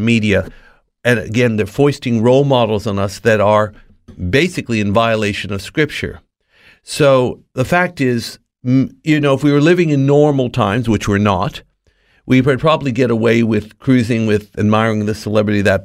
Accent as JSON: {"language": "English", "town": "Los Angeles", "region": "California", "country": "United States", "tie": "born or raised there", "said": "born and raised in Los Angeles, not far from Hollywood"}